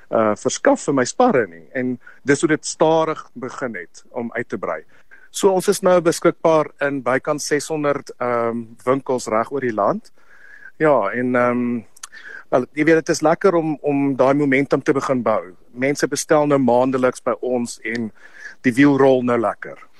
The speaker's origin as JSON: {"language": "Afrikaans", "country": "South Africa", "said": "ons as Afrikaners"}